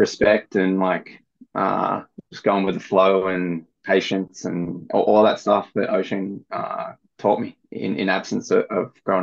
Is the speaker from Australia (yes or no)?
yes; Bulli, New South Wales, Australia; growing up in Bulleye, I had Sandon Point on my doorstep